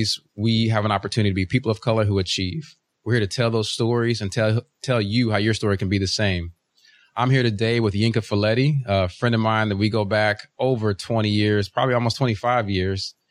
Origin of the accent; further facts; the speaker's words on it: Uganda; now in United States; I was born in Uganda, so we're immigrants to this country